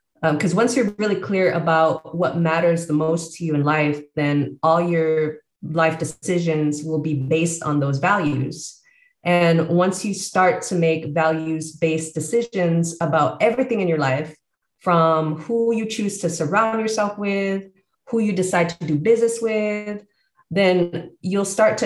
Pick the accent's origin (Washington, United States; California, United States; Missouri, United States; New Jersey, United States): California, United States; San Jose; moved away as an adult; also born or lived in Bay Area, California; now in Baja California, Mexico; born and raised in San Jose, California, and have lived all over the Bay Area